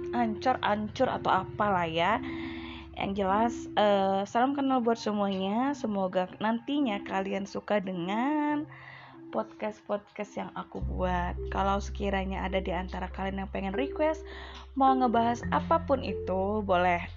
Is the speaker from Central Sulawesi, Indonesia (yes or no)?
no; Medan, North Sumatra, Indonesia; Kebetulan saya dari kota Medan.